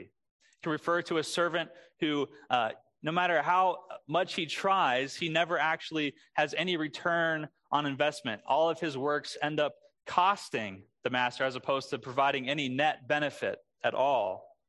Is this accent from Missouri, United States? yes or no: yes; Springfield, Missouri, United States; moved away; my first big job growing up in Springfield, Missouri. That's where I'm from